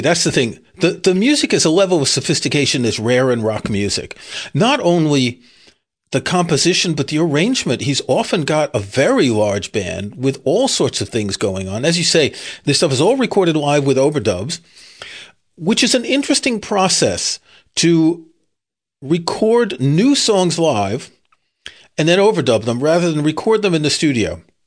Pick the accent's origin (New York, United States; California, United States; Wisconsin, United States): New York, United States; New York City; I grew up in Queens, New York